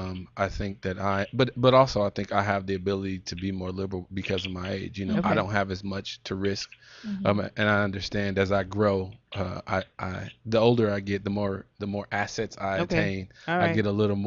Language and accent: English; Pasadena, California, United States; I grew up with a strong sense of responsibility to the community. You know, I grew up in Pasadena, last school district to integrate in the country.